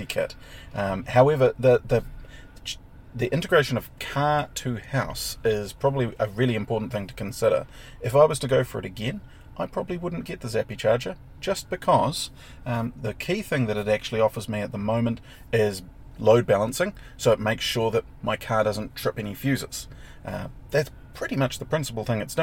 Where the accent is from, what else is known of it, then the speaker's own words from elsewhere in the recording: Clive, Hawke's Bay, New Zealand; I grew up in Hawke's Bay, the metropolis of Clive, between Hastings and Napier.